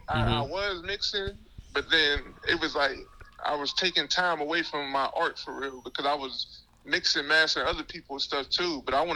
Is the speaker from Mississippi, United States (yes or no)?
yes; Mississippi, United States; also born or lived in Pittsburgh, Pennsylvania; now in Aliquippa, United States; I'm originally from Mississippi. I moved down this way, moved to Pittsburgh, Northview Heights. Then we found our way to Aliquippa. Come to find out, we had a whole bunch of family down in this town, so it felt just like home coming down here.